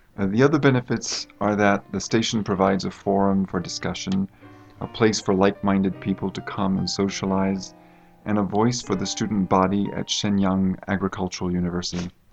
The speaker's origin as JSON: {"language": "English", "country": "United States", "moved": "as an adult", "lives_now": "China", "said": "I come from the United States"}